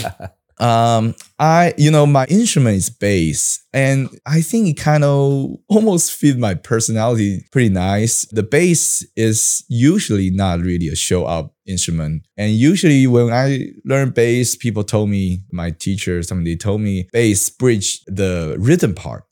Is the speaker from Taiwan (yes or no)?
yes; Taiwan; English is a second language; I have, like, a Taiwan style of English education, I go to Bushibang